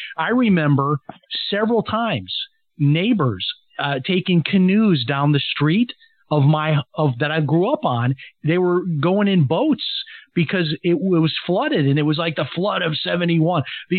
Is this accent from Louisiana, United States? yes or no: no; Chicago, Illinois, United States; I grew up in Chicago